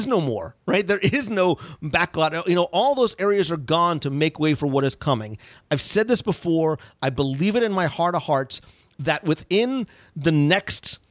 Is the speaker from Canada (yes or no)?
no; Northeast, United States; moved away; I come from the Northeast